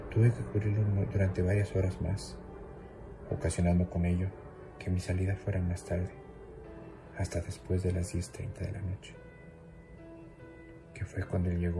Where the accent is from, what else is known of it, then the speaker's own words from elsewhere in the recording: Mexico City, Mexico; soy de la Ciudad de México.